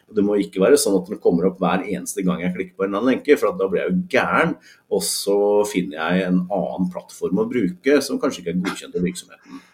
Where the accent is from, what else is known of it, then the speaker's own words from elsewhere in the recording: Norway; vi som nordmenn